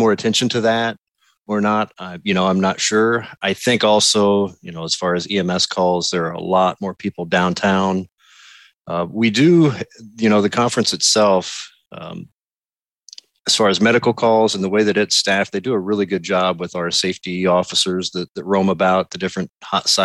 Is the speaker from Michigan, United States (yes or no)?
no; Vincennes, Indiana, United States; moved away; I was born and raised in Vincennes, Indiana